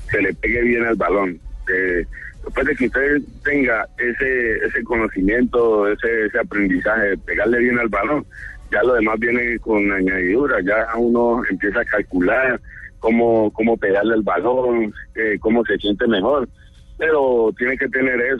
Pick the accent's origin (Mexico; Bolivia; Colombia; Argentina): Colombia; Cali, Valle del Cauca; yo me crié en Cali